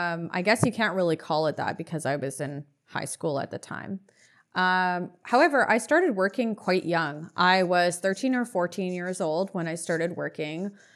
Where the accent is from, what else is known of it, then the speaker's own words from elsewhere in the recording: Moldova; born there; also born or lived in Canada / Israel; My family and I was born in Moldova. We lived in Canada. We were almost deported. We had to leave the country. And we lived in Israel for 3 to 4 years of my life.